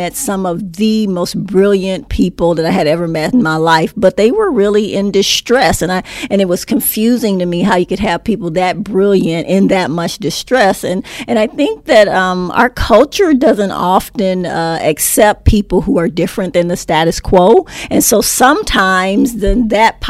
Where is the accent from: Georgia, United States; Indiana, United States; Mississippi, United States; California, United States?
California, United States; Los Angeles; moved away; I grew up in Los Angeles, grew up in South Central L.A., about four blocks from the L.A. Sports Arena